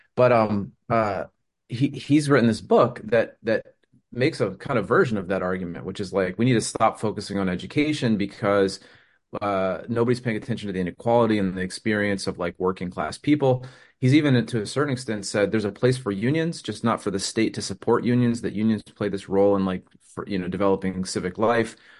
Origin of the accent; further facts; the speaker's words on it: United States; I'm an American